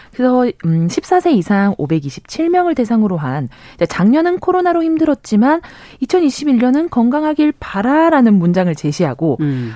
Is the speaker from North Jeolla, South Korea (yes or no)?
no; Busan, South Korea; now in Seoul, South Korea; 제 본가가 부산이지 않습니까? 음. 그래서 뭐 적지 않은 서울 생활을 하면서 표준어를 쓰고 있지만